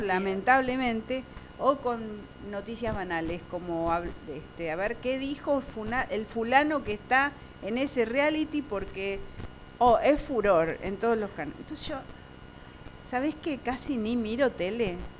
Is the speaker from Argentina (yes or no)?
yes; Argentina